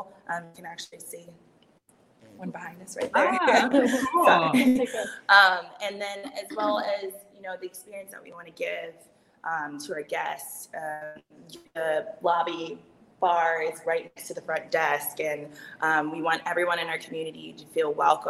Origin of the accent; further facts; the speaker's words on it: Washington, District of Columbia, United States; now in Fort Worth, United States; I'm originally from Washington, D.C.